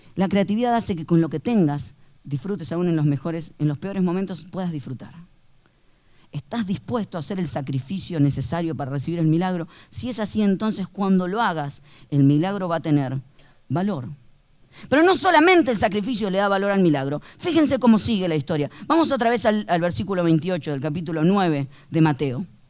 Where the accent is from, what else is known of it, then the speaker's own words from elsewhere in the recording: Argentina; Somos conocidos los argentinos por el tango